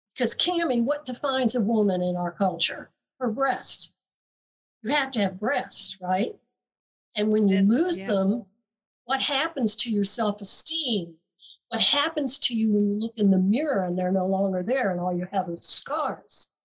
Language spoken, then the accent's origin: English; the South, United States; I grew up in the South, so I went to University of Florida